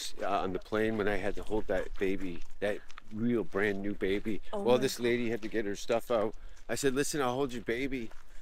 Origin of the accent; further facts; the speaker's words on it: Canada; moved away; also born or lived in Stockholm, Sweden / Los Angeles; as a Canadian